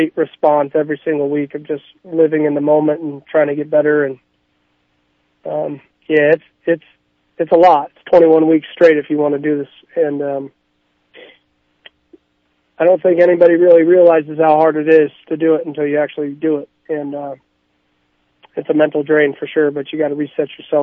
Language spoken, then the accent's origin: English; Arizona, United States; moved away as an adult; now in South Dakota, United States; I'm from Arizona